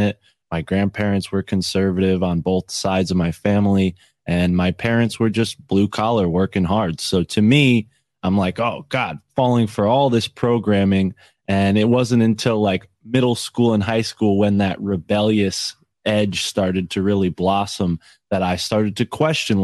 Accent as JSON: {"language": "English", "region": "Connecticut", "country": "United States", "said": "I'm from Connecticut."}